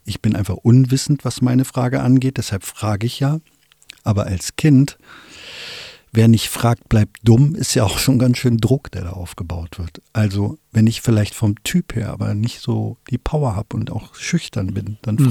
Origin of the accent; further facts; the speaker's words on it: Wolfsburg, Lower Saxony, Germany; ich komme aus Wolfsburg